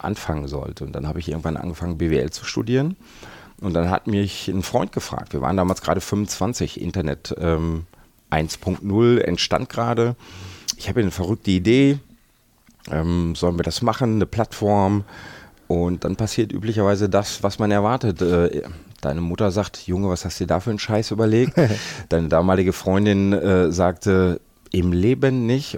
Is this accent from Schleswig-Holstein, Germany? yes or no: no; North Rhine-Westphalia, Germany; als Westfale habe ich seit meiner Kindheit das Wort Strukturwandel gehört